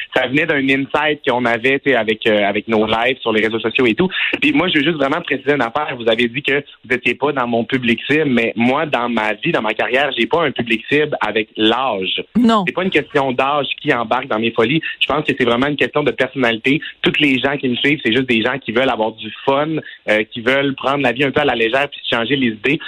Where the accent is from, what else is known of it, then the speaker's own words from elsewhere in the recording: Quebec, Canada; moved away; je viens du Saguenay-Lac-Saint-Jean